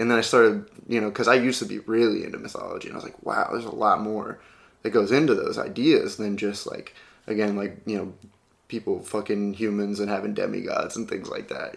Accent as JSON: {"language": "English", "region": "Midwest", "country": "United States", "said": "I'm from the Midwest, and we still use howdy out there"}